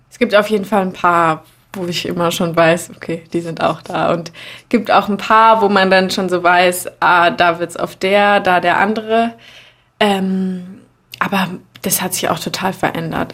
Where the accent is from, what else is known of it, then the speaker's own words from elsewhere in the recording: Berlin, Germany; ich bin im Prenzlauer Berg aufgewachsen